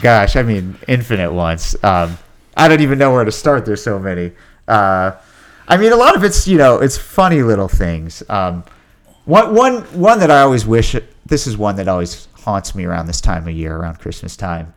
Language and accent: English; Ashland, Virginia, United States; moved away as an adult; also born or lived in New York; being back in my hometown that I only really knew from a kid's point of view